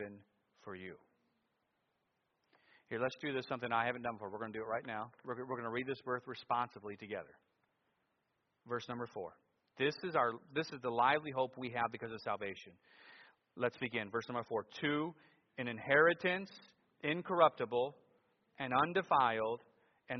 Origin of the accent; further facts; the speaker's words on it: United States; being an American